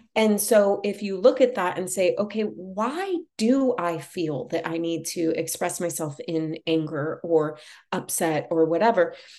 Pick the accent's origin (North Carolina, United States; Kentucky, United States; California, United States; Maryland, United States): California, United States; Los Angeles; Growing up in Los Angeles and, you know, being exposed to things really young